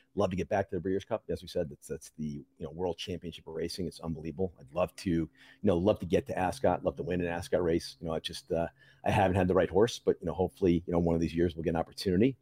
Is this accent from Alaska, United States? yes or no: no; New Jersey, United States; I was born in Jersey